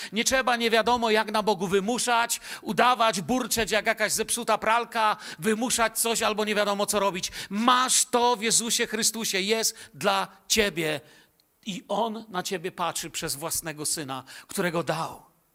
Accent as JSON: {"language": "Polish", "town": "Bielsko-Biała", "region": "Silesian Voivodeship", "country": "Poland", "tie": "born or raised there"}